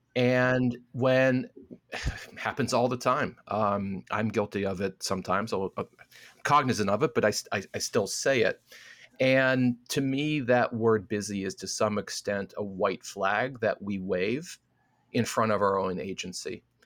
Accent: Midwest, United States; I'm a Midwesterner

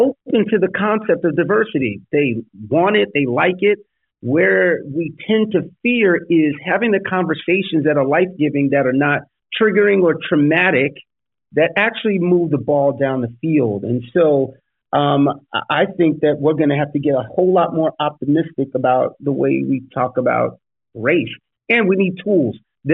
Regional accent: New York City, New York, United States; when I grew up in the Bronx

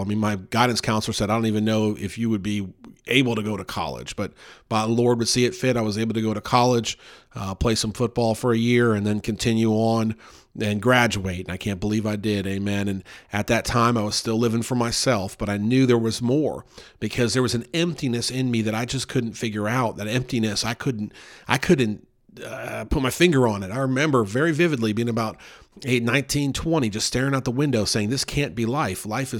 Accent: Louisville, Kentucky, United States; born there; I was born in Louisville, Kentucky, January 1st, 1980.

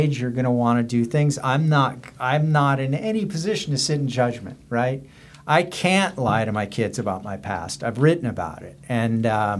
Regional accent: California, United States; I have all kinds of reprobate friends I grew up with in California.

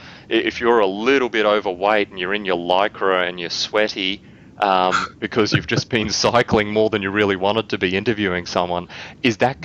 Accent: Australia; accent: Aussie; my Aussie accent

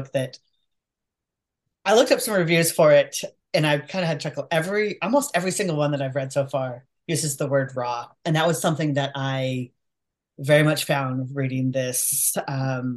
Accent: Portland, Oregon, United States; I grew up in Portland, Oregon

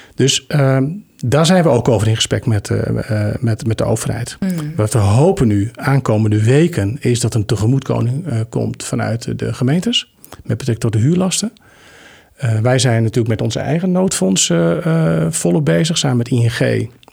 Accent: Gorredijk, Friesland, Netherlands; also born or lived in Deventer / Groningen; now in Amersfoort, Netherlands; Gorredijk, waar ik ben geboren, het grootste gedeelte, doorgebracht.

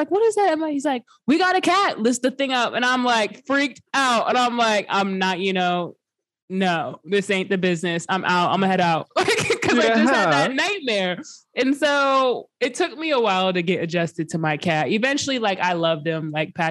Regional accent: West Coast, United States; me and my sister started growing up on the West Coast

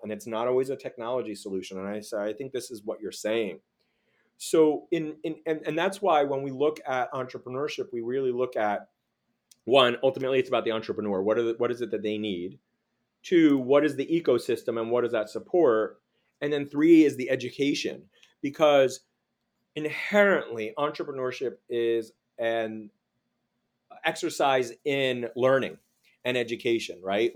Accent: Miami Beach, Florida, United States; moved away; also born or lived in Los Angeles / Washington, D.C.; growing up in Miami Beach, and then living in L A and D C

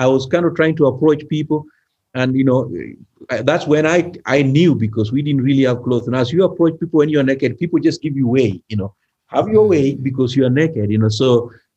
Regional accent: Kenya; moved away; I was from Kenya

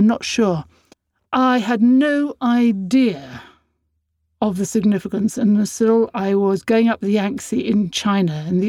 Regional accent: Dublin, Leinster, Ireland; I was born on International Women's Day in a hospital in Dublin called Hatch Street.

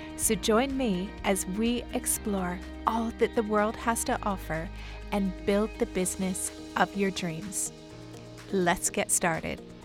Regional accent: Canada; moved away as an adult; now in Dubai, United Arab Emirates; Originally, I'm from Canada

